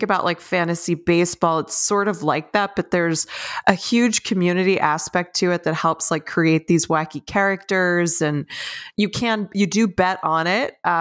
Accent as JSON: {"language": "English", "region": "Pennsylvania", "country": "United States", "said": "I'm from Pennsylvania"}